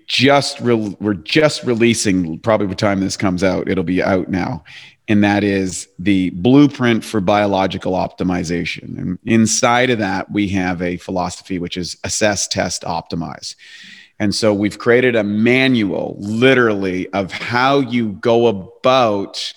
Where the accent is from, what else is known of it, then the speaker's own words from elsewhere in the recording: Canada; moved away as an adult; also born or lived in Venice Beach, California; now in Los Angeles, United States; I'm a Canadian, I'm a former Canadian, so I'm a transplant